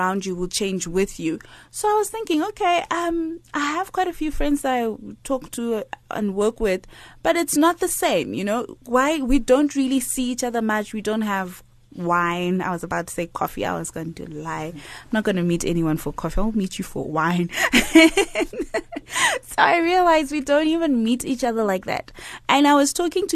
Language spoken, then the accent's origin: English; Zimbabwe; moved away; my home country, Zimbabwe